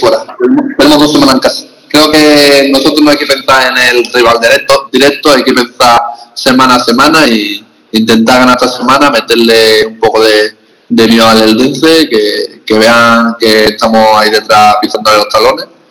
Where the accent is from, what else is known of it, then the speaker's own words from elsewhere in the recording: Andalusia, Spain; also born or lived in Ponferrada; now in Castellón, Spain; me recuerda mucho a mi tierra